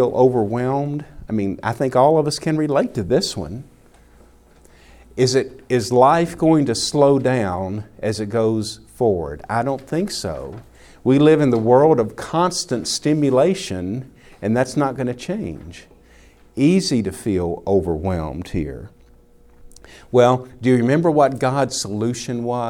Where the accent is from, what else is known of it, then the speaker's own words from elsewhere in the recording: the South, United States; Growing up in the South has affected me, you know, to be a Southern gentleman